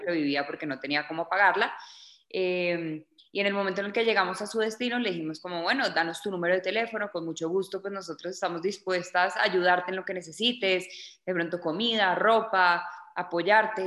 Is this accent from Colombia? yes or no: yes; Bogotá, Colombia; also born or lived in Miami, United States; soy colombiana, nací en Bogotá